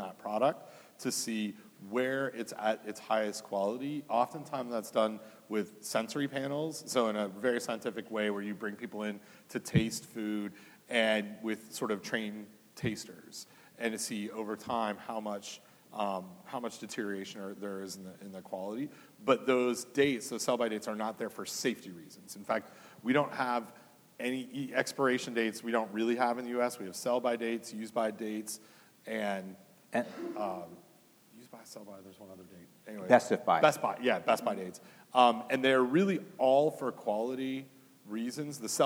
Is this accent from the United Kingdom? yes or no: no; Canada; now in United States; it might be obvious from my accent, but I'm from Canada originally